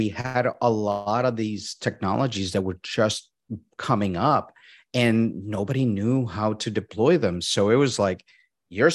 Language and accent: English; Puerto Rico; moved away; I'm originally from Puerto Rico